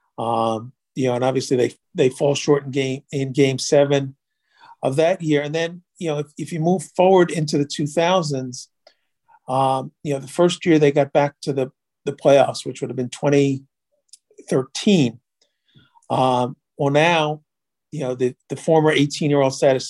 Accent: Long Island, New York, United States; I grew up on Long Island in the 70s and 80s.

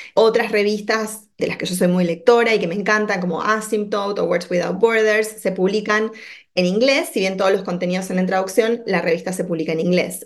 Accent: Buenos Aires, Argentina; moved away as an adult; also born or lived in Washington, D.C., United States; now in Chicago, United States; yo en realidad soy oriunda de, de Buenos Aires, como se habrá notado ya por mi acento

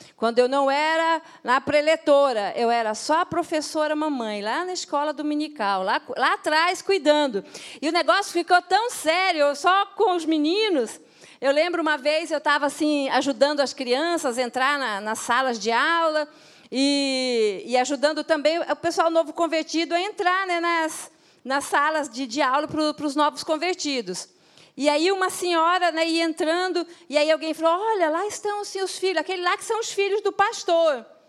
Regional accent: Mato Grosso do Sul, Brazil; moved away; also born or lived in northern Brazil; lá na minha terra, eu sou de Mato Grosso do Sul

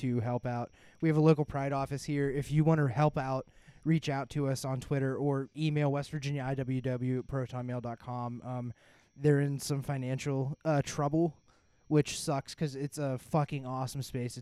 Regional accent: Appalachia, United States; we're Appalachian

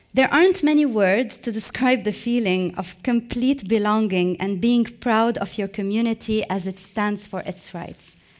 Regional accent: Lebanon; moved away as an adult; I was emotionally tired from Lebanon. It hadn't been given me any opportunities, so I decided to leave for a while

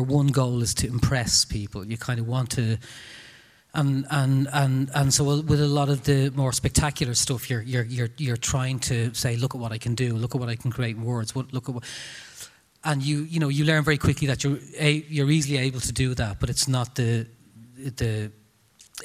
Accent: Dublin, Leinster, Ireland; I'm from Tala and I grew up in, you know, a supposedly very tough environment

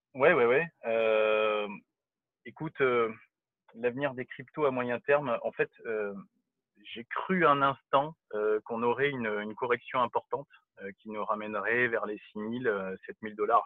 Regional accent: France; en tant que Français

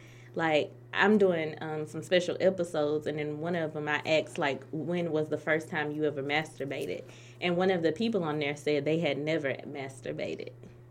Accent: Mobile, Alabama, United States; I'm from the South, I'm from Mobile, Alabama.

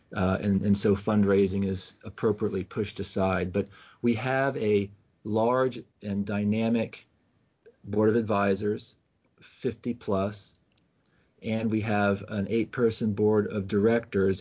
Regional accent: Washington, District of Columbia, United States; I grew up in Washington D.C.

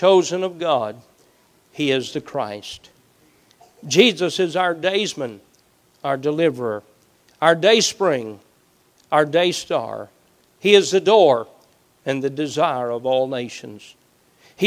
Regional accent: Southeast Kentucky, United States; Growing up in Southeast Kentucky

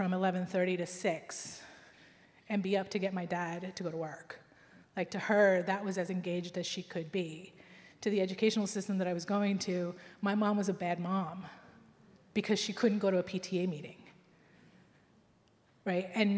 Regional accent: United States; I grew up in America

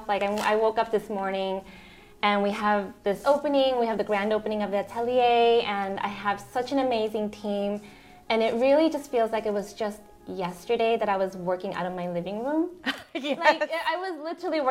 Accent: Chicago, Illinois, United States; moved away as an adult; also born or lived in New York City; now in Houston, United States; I'm actually from Chicago

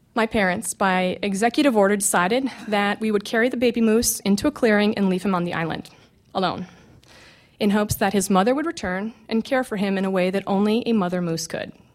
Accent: McGrath, Alaska, United States; I grew up in McGrath, which is a small village on the Kuskokwim River in interior Alaska.

